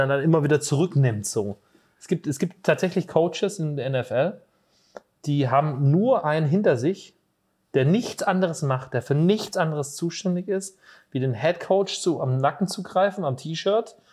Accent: Hesse, Germany; moved away as an adult; now in Borken, Germany; bei uns in Hessen sagt man immer Gude

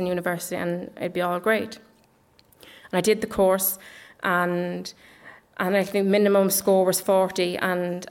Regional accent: Dublin, Leinster, Ireland; also born or lived in England; I was born in Ireland, in Dublin, but we moved when I was about 4 to England. And we never came back till I was about 10. And when I came back, I went into the Catholic primary school here in Ireland.

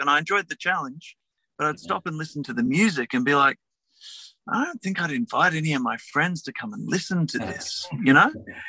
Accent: Adelaide, South Australia, Australia; moved away as an adult; also born or lived in Melbourne / Glasgow; I kind of grew up in the outer suburbs of Melbourne for till I was about eight, and then my folks moved back to Adelaide. So I did the rest of my growing up in Adelaide, and it's a small town.

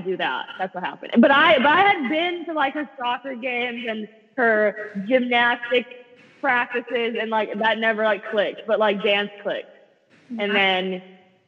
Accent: South Florida, United States; I'm from South Florida.

